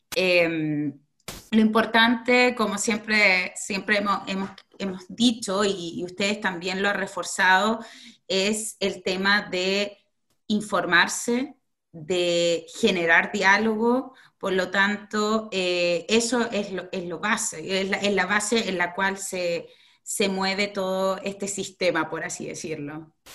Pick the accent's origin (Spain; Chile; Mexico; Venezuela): Chile; now in Ireland; como chilenas